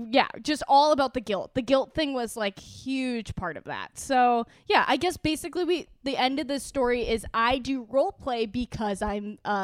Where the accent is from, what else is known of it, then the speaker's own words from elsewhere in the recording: Iowa, United States; It's a really big role playing town. It's like northeastern Iowa.